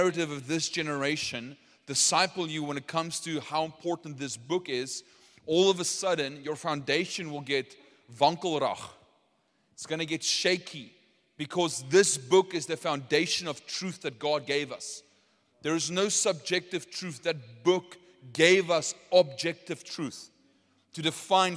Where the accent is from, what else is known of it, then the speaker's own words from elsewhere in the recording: Potchefstroom, North West, South Africa; I'm from Poch